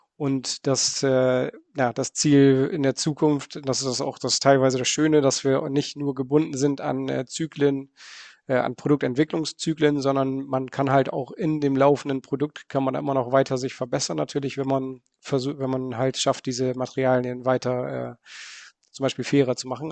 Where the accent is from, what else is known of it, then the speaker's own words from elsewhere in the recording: Bremen, Germany; moved away as an adult; now in Netherlands; Ich Komme ursprünglich aus, äh, aus Bremen, bin aber jetzt schon 20 Jahre lang in, äh, in den Niederlanden